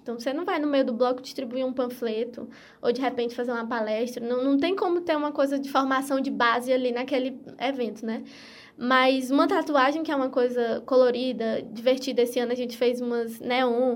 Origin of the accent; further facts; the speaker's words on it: Piauí, Brazil; eu sou do Piauí